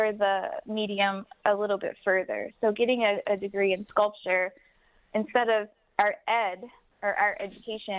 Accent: Wyandotte, Michigan, United States; I'm originally from Wyandotte. I live here now

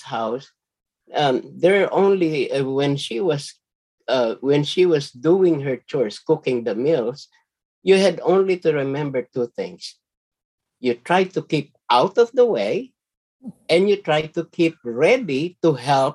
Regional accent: Manila, Metro Manila, Philippines; moved away; I grew up in a working class neighborhood. Okay, the neighborhood I grew up in is called Binondo

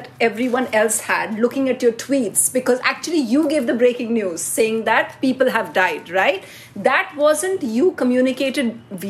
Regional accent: Shillong, Meghalaya, India; I'm from Shillong.

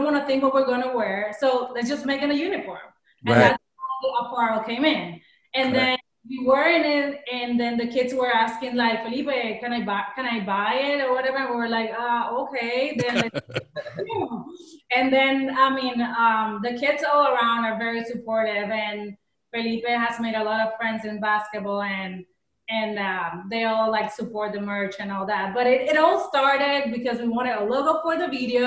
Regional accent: Puerto Rico; moved away as an adult; now in United States; We come from Puerto Rico, small island.

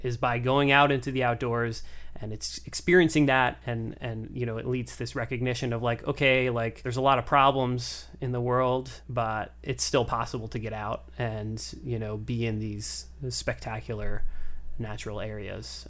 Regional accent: Boston, Massachusetts, United States; I grew up in the Boston area

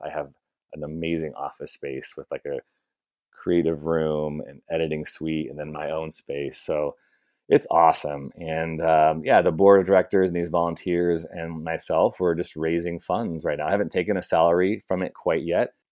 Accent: Chicago, Illinois, United States; moved away as an adult; now in Bay Area, United States; I'm from Chicago originally

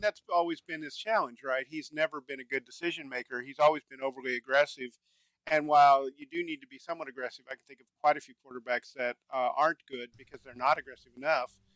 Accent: Dallas, Texas, United States; I grew up in Dallas area, so I'm a huge Cowboys fan

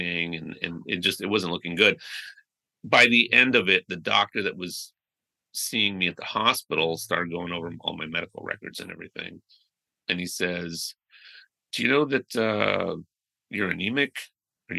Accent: United States; I was born here in the States

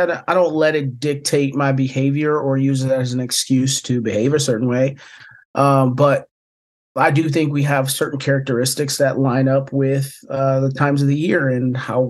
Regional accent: Toledo, Ohio, United States; moved away as an adult; now in Carolina, United States; From Toledo, Ohio, originally. I was a three-sport athlete, went to Central Catholic in Toledo, Ohio.

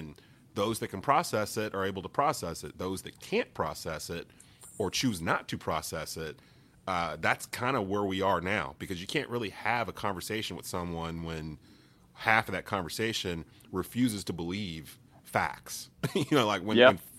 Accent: Kernersville, North Carolina, United States; I'm back in my hometown in Kernersville, North Carolina, where I was pretty much raised

